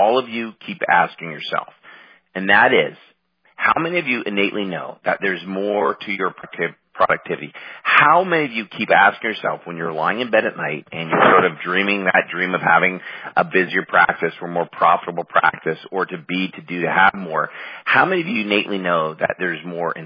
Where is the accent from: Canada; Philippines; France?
Canada; moved away as an adult; now in United States; I'm Canadian, living in the States now.